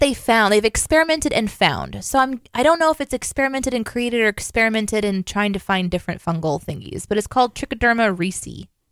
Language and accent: English; Midwest, United States; I grew up in the Midwest.